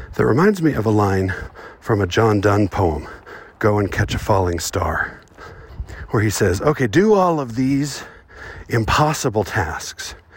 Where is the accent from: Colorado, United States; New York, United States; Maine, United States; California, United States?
California, United States; Southern; now in Utah, United States; I was born in Southern California and raised going to the beach. But I don't live there now